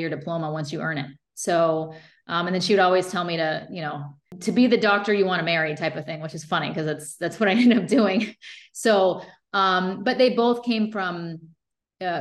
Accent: Fort Pierce, Florida, United States; also born or lived in Stuart, Florida; I was raised in Fort Pierce, Florida, which is at the time was a pretty small town

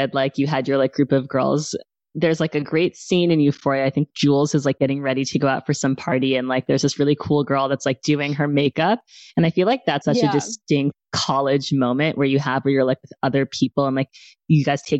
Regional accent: New York City, New York, United States; also born or lived in Palo Alto, California; I grew up here in New York City and then I went to California for college. I went to Stanford

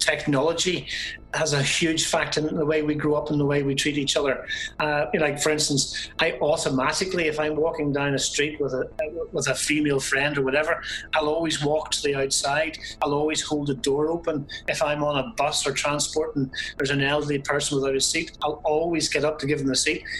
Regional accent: Belfast, Northern Ireland, United Kingdom; now in County Armagh, United Kingdom; I am originally from Belfast.

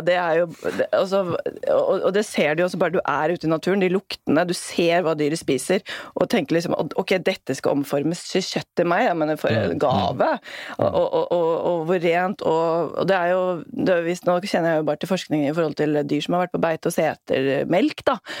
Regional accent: Norway; det er jo det som binder oss hit, altså som nordmenn

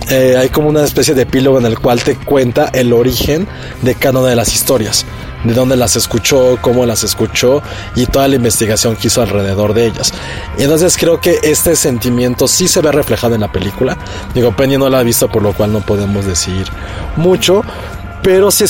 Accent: Mexico; a mí en mi caso, que no, no crecí en México, pues, nada más tenía como yo conciencia de mi país literariamente e infantilmente, porque era un niño, acerca de La Llorona

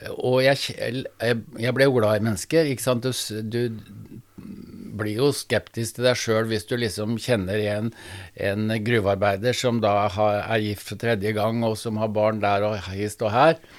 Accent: Sandefjord, Vestfold, Norway; Jeg vokste opp i et eh, arbeiderhjem i Sandefjord

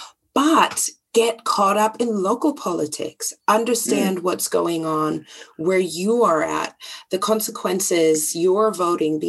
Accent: Germany; growing up in Germany

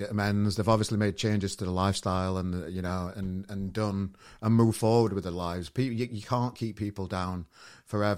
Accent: Sheffield, Yorkshire and the Humber, United Kingdom; my hometown of Sheffield

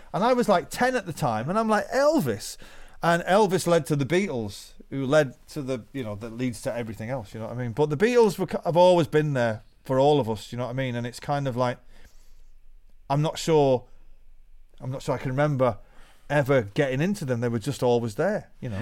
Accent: Manchester, North West England, United Kingdom; we came from Manchester, the greatest city to be a musician in the world

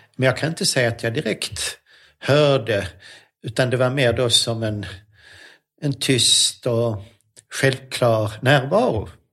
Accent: Lund, Skåne, Sweden; moved away as an adult; also born or lived in Sorengo, Switzerland; Så att jag är uppvuxen i Lund men född i Schweiz

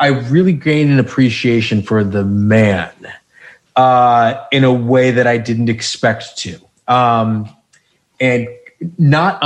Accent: Northeast, United States; as a, you know, young white male growing up in the Northeast at this period

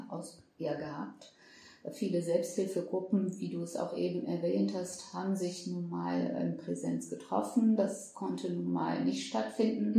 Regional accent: Germany; ich bin mit meinen sechs Jahren mhm. nach Deutschland gezogen

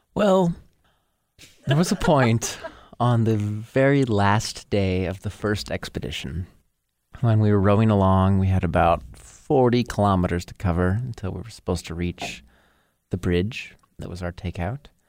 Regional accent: Hamilton, Montana, United States; I grew up in Hamilton, Montana, just a mere forty-five miles south of Missoula

